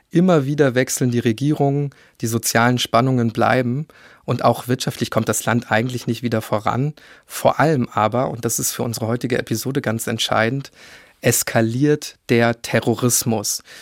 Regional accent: Germany; bei uns in Deutschland zumindest

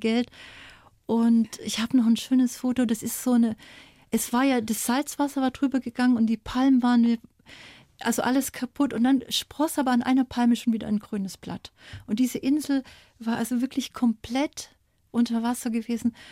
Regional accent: East Germany, Germany; moved away as an adult; Als kleines Mädchen in der DDR

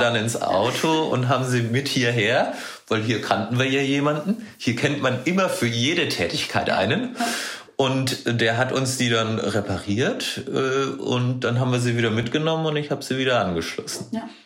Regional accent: Hofheim, Bavaria, Germany; moved away as an adult; also born or lived in Munich; ich bin in Hofheim äh, aufgewachsen, eine Kleinstadt in Unterfranken

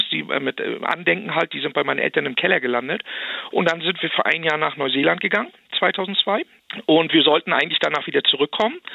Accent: Wismar, Mecklenburg-Vorpommern, Germany; born there; Ich bin gebürtig aus Wismar, oben an der Ostsee, aus Mecklenburg-Vorpommern.

